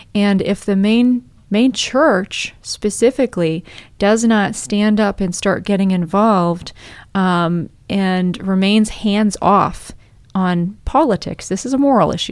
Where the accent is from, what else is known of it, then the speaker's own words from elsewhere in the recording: Maine, United States; I was born and raised in Maine